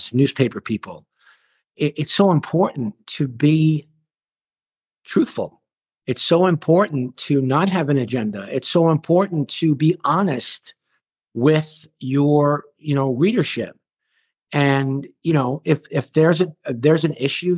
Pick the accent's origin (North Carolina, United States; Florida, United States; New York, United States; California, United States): New York, United States; New York City; I grew up in Flatbush